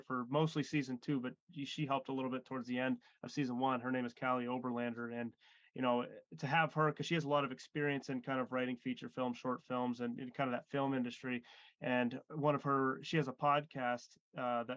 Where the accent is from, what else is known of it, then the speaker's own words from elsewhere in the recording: Erie, Pennsylvania, United States; We live in Erie and we're from Erie as well